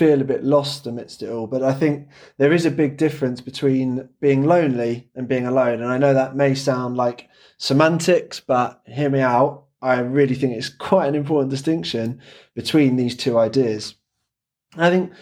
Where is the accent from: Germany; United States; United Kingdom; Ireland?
United Kingdom; England; I'm English, so I'll speak the Queen's English